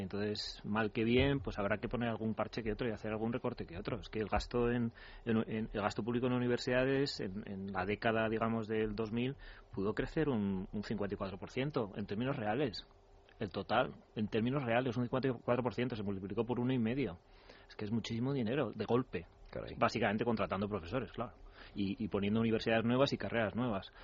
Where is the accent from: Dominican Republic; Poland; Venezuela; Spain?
Spain; cómo somos los españoles